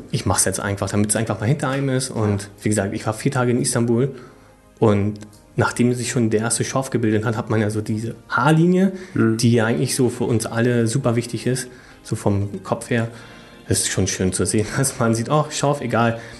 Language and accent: German; Berlin, Germany; Ich komme auch aus Berlin, von daher war das natürlich ganz praktisch.